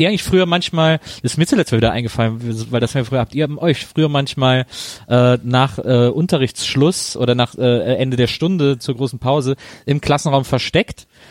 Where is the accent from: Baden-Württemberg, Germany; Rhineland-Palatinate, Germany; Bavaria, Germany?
Bavaria, Germany; Weßling; bei uns in Wessling damals an der Schule